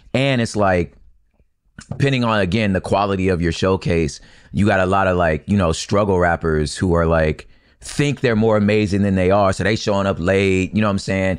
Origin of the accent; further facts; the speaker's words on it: Los Angeles, California, United States; I'm from L A. I'm like, I grew up in South Central and surrounding areas